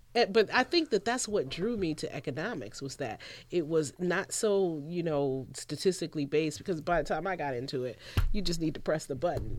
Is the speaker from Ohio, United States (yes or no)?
yes; Cleveland, Ohio, United States; moved away as an adult; I'm originally from Cleveland, Ohio